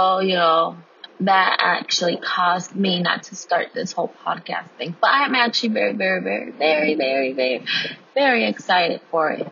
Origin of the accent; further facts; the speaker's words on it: United States; I'm Mexican American, first generation student, first generation everything technically